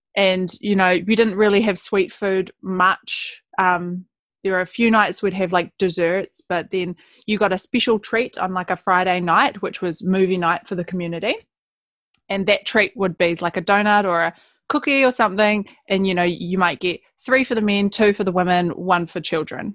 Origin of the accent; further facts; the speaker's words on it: Gloriavale, West Coast, New Zealand; being a Kiwi girl born and bred West Coaster